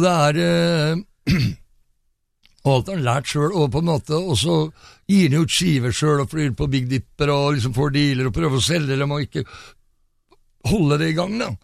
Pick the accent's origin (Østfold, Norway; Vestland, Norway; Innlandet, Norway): Østfold, Norway; Fredrikstad; jeg er fra Fredrikstad